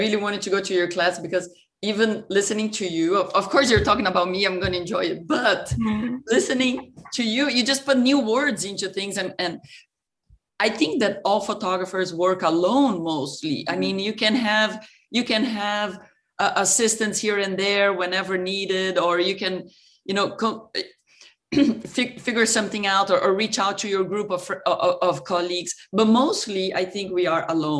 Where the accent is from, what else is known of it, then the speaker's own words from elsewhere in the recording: São Paulo, Brazil; moved away as an adult; also born or lived in Ohio, United States / France; I grew up in Brazil, in Sao Paulo, and I really I came to the US